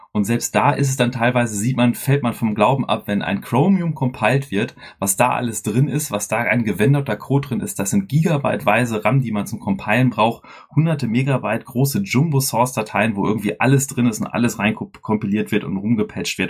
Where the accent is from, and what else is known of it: Dortmund, North Rhine-Westphalia, Germany